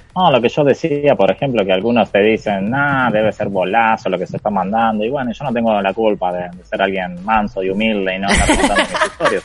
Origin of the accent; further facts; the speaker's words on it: Argentina; le dije que era de Argentina